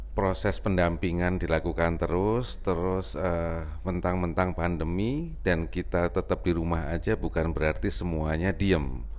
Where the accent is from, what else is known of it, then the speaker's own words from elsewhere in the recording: Lampung, Indonesia; also born or lived in Yogyakarta / Bandung; now in Jakarta, Indonesia; ibu saya memang dari Jogja, bapak saya dari Jawa Timur, tapi saya lahir di Lampung